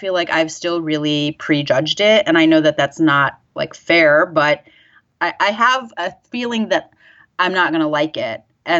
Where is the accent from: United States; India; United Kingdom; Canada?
United States; Detroit, Michigan; growing up in the Detroit area.